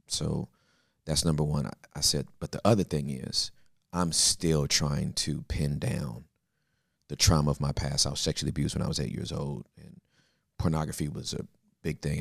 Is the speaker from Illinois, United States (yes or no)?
no; Inglewood, California, United States; moved away as an adult; also born or lived in West Covina / Valinda / Texas; I was born and raised in Inglewood